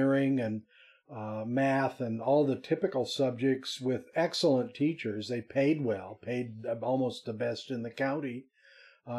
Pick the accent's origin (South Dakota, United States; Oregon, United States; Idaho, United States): Idaho, United States; Potlatch; also born or lived in Moscow, Idaho; Raised around Potlatch